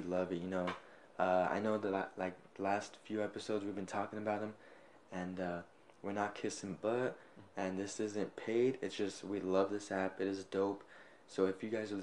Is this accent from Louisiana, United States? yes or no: no; Orange, California, United States; also born or lived in Fullerton, California / Garden Grove, California / Santa Ana, California; I was pooped out in Fullerton.